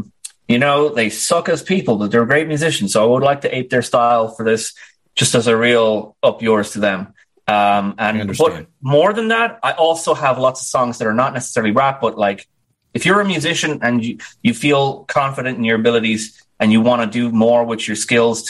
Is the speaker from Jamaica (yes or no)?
no; Dublin, Leinster, Ireland; I was actually born on the 1,000th birthday of my city, Dublin